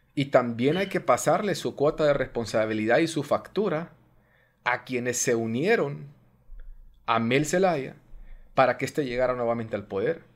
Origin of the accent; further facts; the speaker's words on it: Honduras; los hondureños somos enemigos